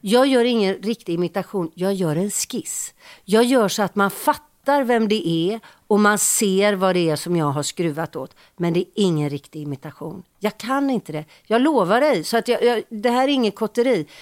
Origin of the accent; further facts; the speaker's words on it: Gothenburg, Västra Götaland, Sweden; vi är från Göteborg